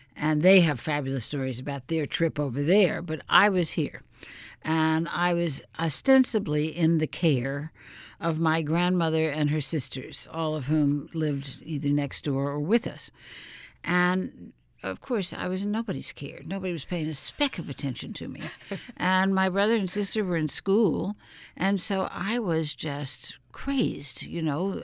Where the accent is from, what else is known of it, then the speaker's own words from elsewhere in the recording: New Orleans, Louisiana, United States; moved away; my hometown of New Orleans